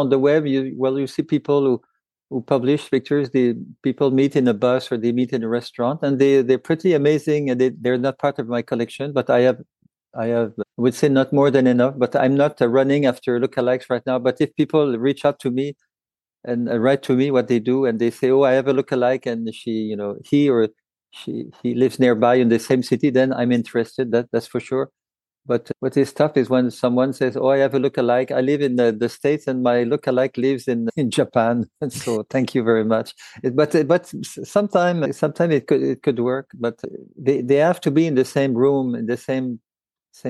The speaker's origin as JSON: {"language": "English", "town": "Montreal", "region": "Quebec", "country": "Canada", "said": "I'm a photographer from Montreal"}